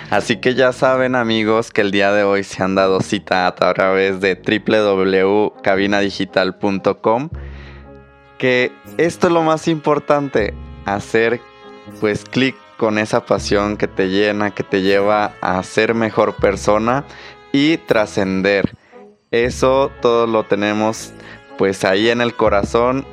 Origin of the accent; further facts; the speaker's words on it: Mexico; somos todos los mexicanos